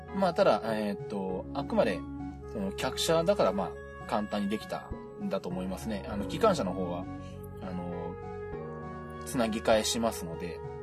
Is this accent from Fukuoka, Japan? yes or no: no; Shizuoka, Japan; 地元 静岡